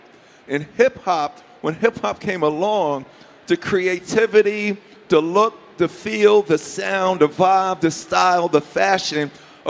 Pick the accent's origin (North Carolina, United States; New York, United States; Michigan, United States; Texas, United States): New York, United States; Queens; I went to Catholic school my whole life. So growing up in Hollis, Queens, New York, it was kind of horrible.